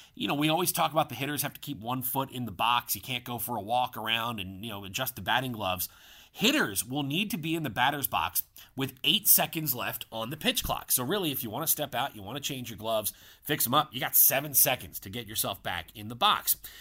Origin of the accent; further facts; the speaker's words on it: Philadelphia, Pennsylvania, United States; moved away; my hometown of Philadelphia